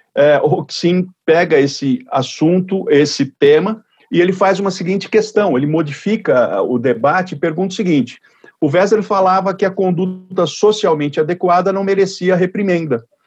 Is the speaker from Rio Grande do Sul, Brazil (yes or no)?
no; Jaú, São Paulo, Brazil; na cidade de Jaú, que aliás é minha cidade natal